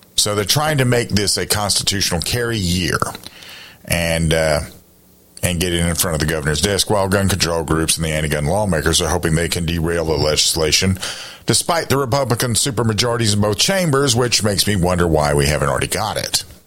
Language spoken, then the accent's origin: English; South Carolina, United States; my home state of South Carolina